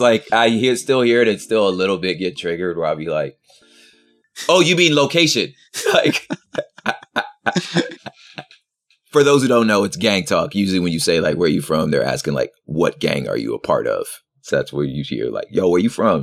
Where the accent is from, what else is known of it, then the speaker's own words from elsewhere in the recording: West Covina, California, United States; also born or lived in South Central Los Angeles; I spent most of my early childhood there, and then most of my, like, childhood, twenty minutes east of there in the San Gabriel Valley, little, little enclave called, uh, Valenda, La Puente area called West Covina